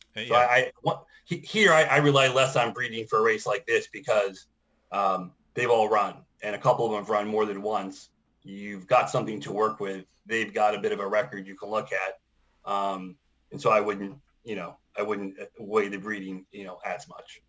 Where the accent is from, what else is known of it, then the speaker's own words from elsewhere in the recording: Delmar, New York, United States; I am uh, born and raised and still live in Delmar, not that Delmar. Delmar, New York